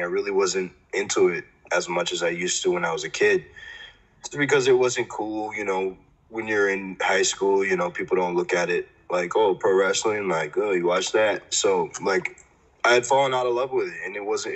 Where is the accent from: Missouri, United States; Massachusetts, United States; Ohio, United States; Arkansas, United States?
Massachusetts, United States; Framingham; I grew up about 40 minutes from Boston in a town it's called Framingham it's a city now but um, it's called Framingham and it's in Massachusetts